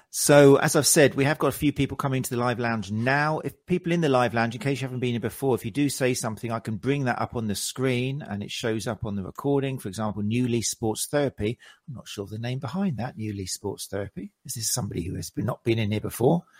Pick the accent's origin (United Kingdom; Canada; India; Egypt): United Kingdom; South Coast, South East England; I'm from South Coast. I know Lancing, Worthing, Brighton.